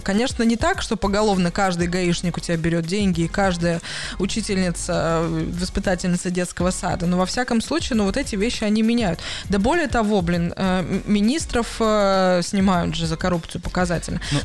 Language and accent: Russian; Russia; now in Hamburg, Germany; я из России